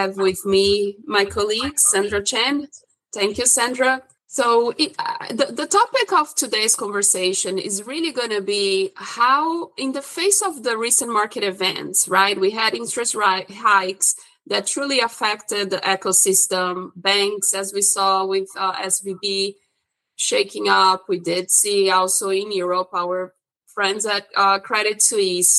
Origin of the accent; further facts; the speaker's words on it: Brazil; moved away; I'm originally from Brazil and I went to school for economics